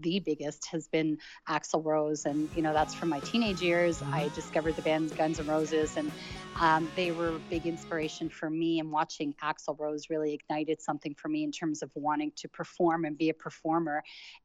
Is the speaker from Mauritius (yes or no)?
no; Toronto, Ontario, Canada; moved away as an adult; also born or lived in Beirut, Lebanon / Middle East; I was born in Beirut, but my parents moved to Canada when I was 8 months old. So I grew up in Canada.